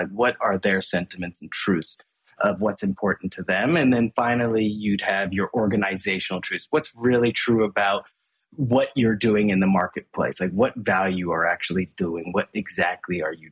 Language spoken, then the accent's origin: English; Hong Kong; also born or lived in Asia; I was actually born and raised in Hong Kong and grew up in Asia all my life